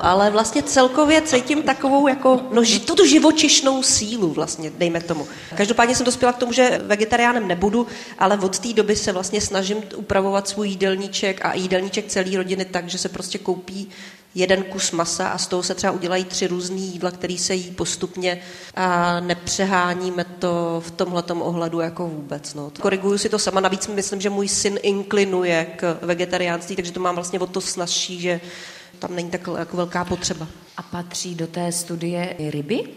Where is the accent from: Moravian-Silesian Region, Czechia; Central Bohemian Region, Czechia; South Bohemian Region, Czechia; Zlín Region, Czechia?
Zlín Region, Czechia; Moravian Wallachia; pocházím z Valašska